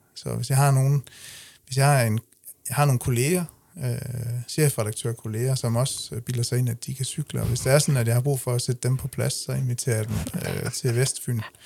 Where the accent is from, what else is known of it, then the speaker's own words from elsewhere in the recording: Denmark; accent: Jutlandic; moved away as an adult; now in Funen, Denmark; bund, bund, bundedialekt fra, fra Jylland